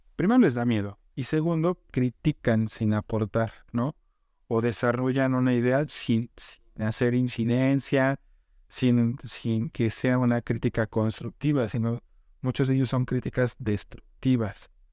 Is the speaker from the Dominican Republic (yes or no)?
no; central Mexico, Mexico; also born or lived in Sonora; Somos mexicanos